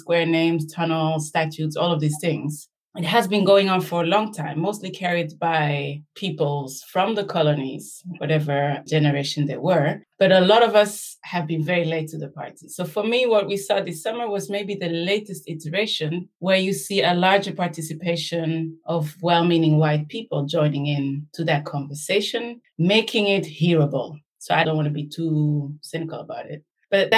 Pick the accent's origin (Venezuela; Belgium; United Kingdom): Belgium; I was born and raised in Belgium, myself a product of the colonial encounter, let's say, second generation Rwandan